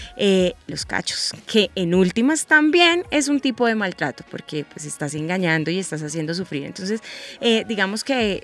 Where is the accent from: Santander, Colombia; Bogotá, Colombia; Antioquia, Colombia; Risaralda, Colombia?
Santander, Colombia; Bucaramanga; Yo soy de Bucaramanga y en Bucaramanga se da muchísimo este género